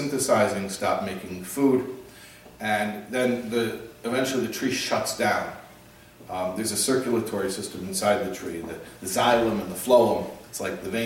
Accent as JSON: {"language": "English", "town": "Chicago", "region": "Illinois", "country": "United States", "tie": "born or raised there", "said": "I grew up in the Midwest in Chicago"}